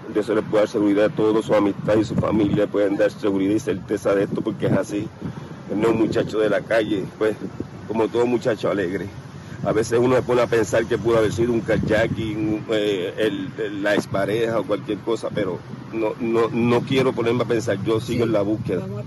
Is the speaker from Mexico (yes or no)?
no; Vega Baja, Puerto Rico; yo soy aquí de Vega Baja Natural